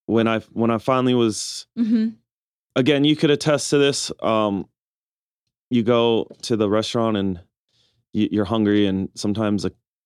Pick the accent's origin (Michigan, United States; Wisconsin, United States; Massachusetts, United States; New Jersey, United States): Wisconsin, United States; Milwaukee; I'm born and raised in Milwaukee, Wisconsin.